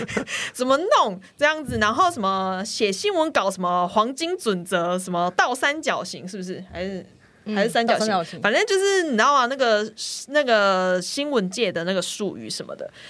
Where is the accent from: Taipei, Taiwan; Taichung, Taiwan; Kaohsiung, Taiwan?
Taichung, Taiwan; 我是台中人，